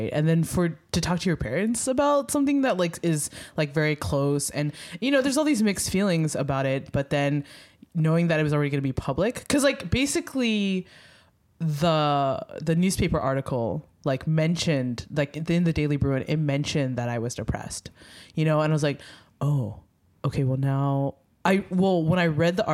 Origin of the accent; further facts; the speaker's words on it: Philadelphia, Pennsylvania, United States; I'm from Philly